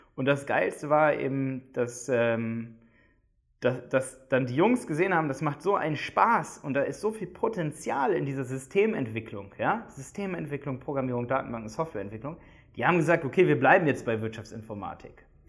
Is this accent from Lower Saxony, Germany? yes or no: yes; Hildesheim, Lower Saxony, Germany; moved away as an adult; now in Dresden, Germany; Wir kommen alle aus Hildesheim bei Hannover